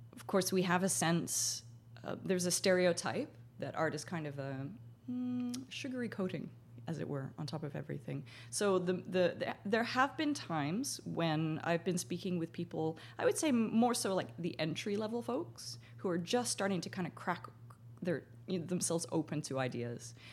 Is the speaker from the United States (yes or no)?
no; Canada; being Canadian